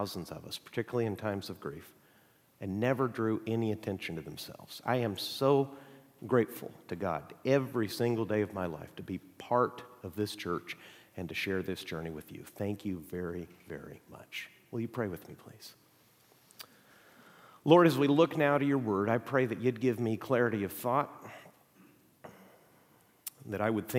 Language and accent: English; Mexico; I grew up in Mexico. My parents are missionaries.